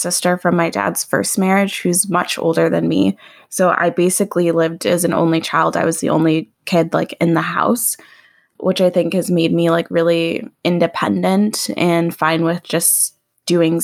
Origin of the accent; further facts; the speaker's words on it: Oak Park, Illinois, United States; I grew up in Oak Park, which is like one suburb west of Chicago, and lived in different parts of Oak Park throughout my childhood